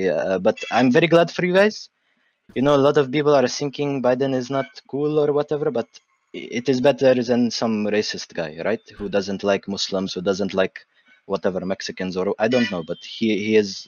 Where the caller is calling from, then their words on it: Baghdad, Baghdad Governorate, Iraq; English is a second language; Uh, Baghdad, Iraq.